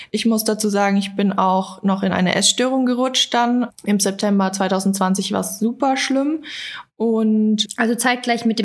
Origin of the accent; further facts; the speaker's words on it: Berlin, Germany; Ich komme aus Berlin und mache nebenbei Online-Coaching.